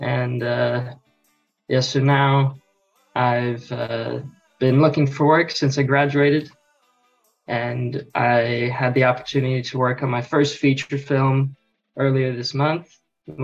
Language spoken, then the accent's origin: English; Sydney, New South Wales, Australia; also born or lived in United States; I live in Australia, but I was born in America and lived there for 8 years. And so I've been here in Sydney for 13 years